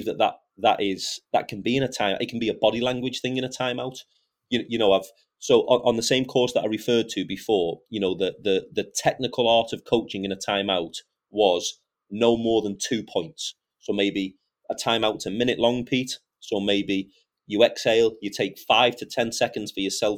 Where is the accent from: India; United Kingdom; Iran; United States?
United Kingdom; I'm 38 and I'm British and I've coached my national team.